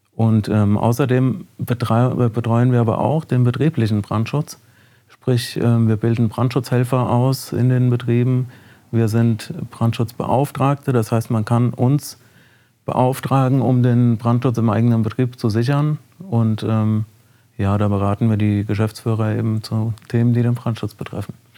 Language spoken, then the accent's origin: German; Lich, Hesse, Germany; in Licht bin ich geboren und äh, habe da in einem Ortsteil bin ich aufgewachsen und äh, in Licht zur Schule gegangen